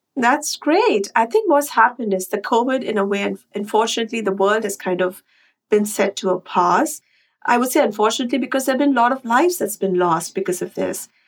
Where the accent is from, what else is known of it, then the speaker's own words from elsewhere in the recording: Chennai, Tamil Nadu, India; moved away as an adult; now in Westchester, United States; I am a Chennai girl. I grew up in Chennai.